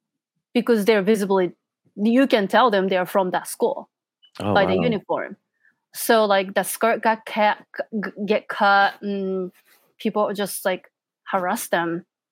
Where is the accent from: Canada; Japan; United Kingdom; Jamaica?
Japan; when I say like, oh, I'm from Japan